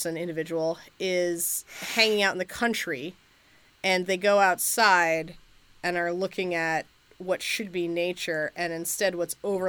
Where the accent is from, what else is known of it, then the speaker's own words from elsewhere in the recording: United States; as an American